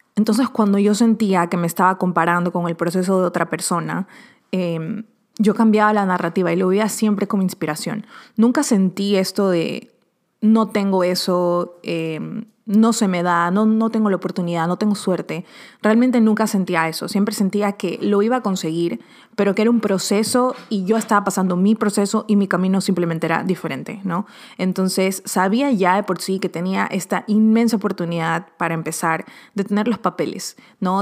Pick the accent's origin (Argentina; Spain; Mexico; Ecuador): Ecuador; now in Miami, United States; de Ecuador, de los que lo conocía del colegio de allá